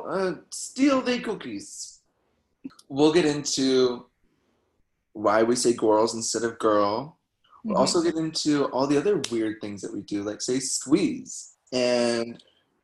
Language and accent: English; Eastern Pennsylvania, United States; moved away as an adult; also born or lived in California / Florida; Born and raised in Pennsylvania, Eastern Pennsylvania